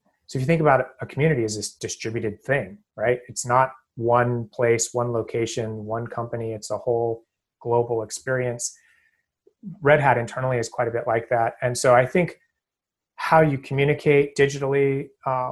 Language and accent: English; Portland, Oregon, United States; moved away as an adult; also born or lived in Boston area; now in Boston, United States; I'm out here in the Boston area. I'm from Portland, Oregon.